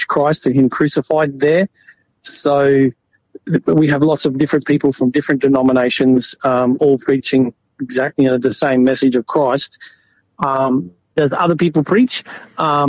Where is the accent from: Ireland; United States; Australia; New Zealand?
Australia; Brisbane, Queensland; I'm from Brisbane